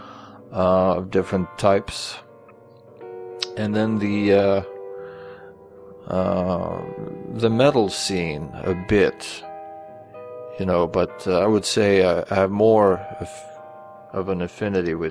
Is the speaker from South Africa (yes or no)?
no; Sweden; moved away as an adult; I grew up in Sweden and only moved here in 2000.